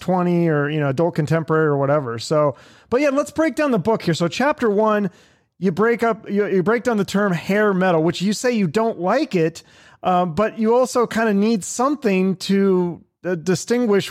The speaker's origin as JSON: {"language": "English", "town": "Seattle", "region": "Washington", "country": "United States", "tie": "born or raised there", "said": "I grew up in Seattle in the 90s"}